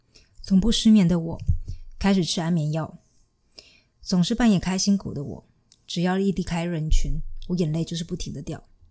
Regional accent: Chiayi, Taiwan; now in Germany; 因为我是嘉义人嘛，所以我经常都会因为晚上非常想要吃鸡肉饭，然后就想要哭。

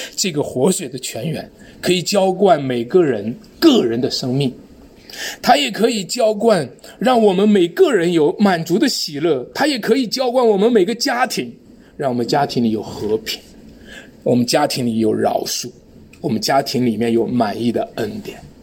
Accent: China; 我们中国人

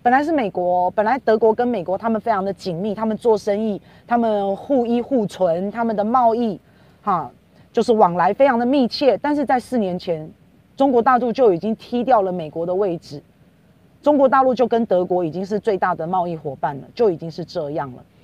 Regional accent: Taiwan; 我们台湾人也要加油啊

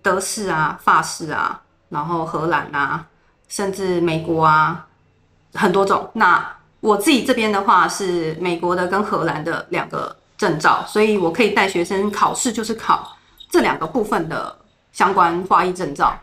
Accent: Taipei, Taiwan; moved away as an adult; now in Zhubei, Taiwan; 我们在台北，我从小在台北长大

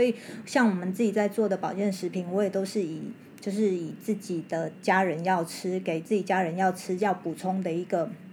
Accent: central-southern Taiwan, Taiwan; 那种嗯。乡下来的哈，都是我中南部的人

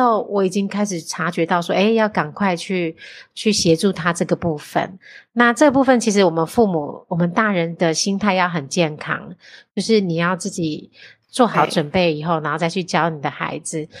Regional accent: Taiwan; 我们台湾人比较重那种人情

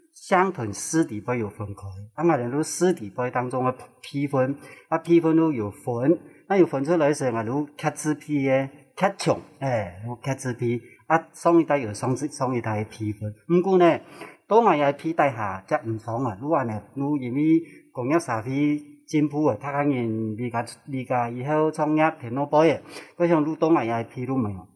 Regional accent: Neipu, Pingtung County, Taiwan; 我是来自屏东，啊，内埔

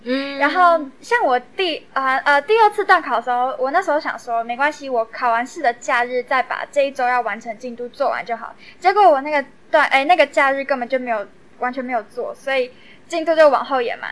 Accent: Taoyuan, Taiwan; 我也是桃园人，然后就想要做一个跟自己的家乡，呃，过去相关的历史主题这样

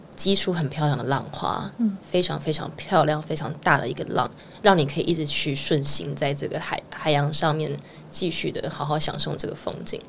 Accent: Keelung, Taiwan; moved away as an adult; now in Taipei, Taiwan; 我是基隆人

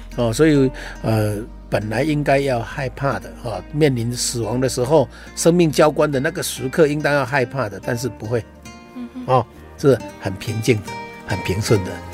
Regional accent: Taiwan; 我们台湾话说

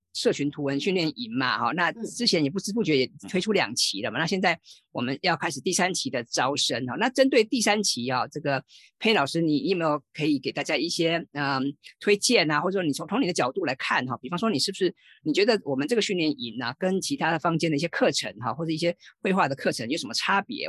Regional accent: Taiwan; 我们台湾人或者我们华人

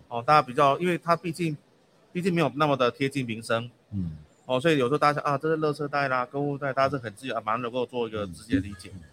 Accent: Taiwan; 我们台湾人

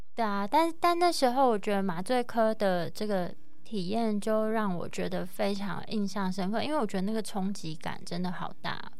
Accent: Taiwan; 我从台湾来的啊

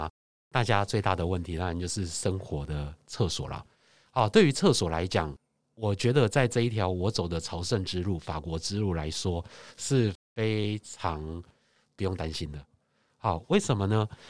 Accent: Taiwan; 所以其实语言不通，我觉得我们台湾人肢体语言厉害啊。

